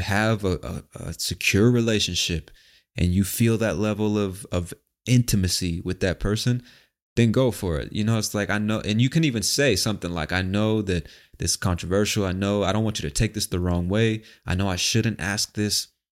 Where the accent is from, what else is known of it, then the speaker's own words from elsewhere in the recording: United States; moved away; I, as an American overseas